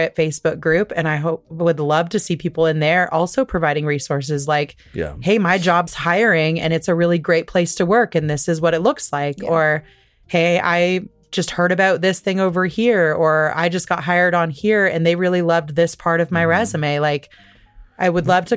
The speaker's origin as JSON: {"language": "English", "region": "Midwest", "country": "United States", "tie": "born or raised there", "said": "living in a place where we grew up in the Midwest"}